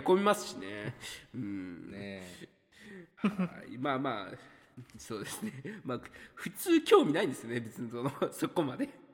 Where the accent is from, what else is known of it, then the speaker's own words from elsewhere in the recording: Hiroshima, Japan; 地元広島に結構いたのかなとは思うんですけど